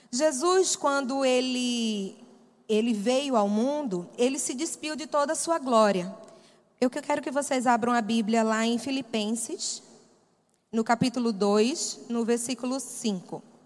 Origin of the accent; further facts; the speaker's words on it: Recife, Pernambuco, Brazil; moved away; eu não sou daqui, tenho um sotaque diferente, sou de Pernambuco, sou de Recife